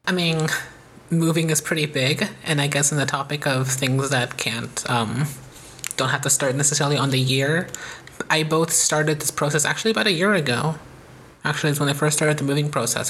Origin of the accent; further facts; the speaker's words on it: United States; by being American